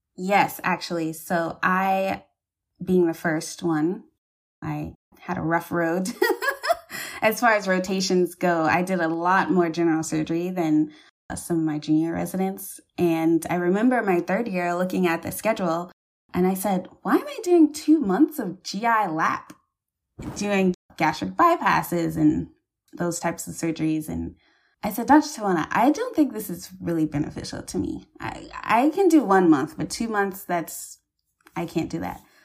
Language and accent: English; Charleston, South Carolina, United States; I'm from Charleston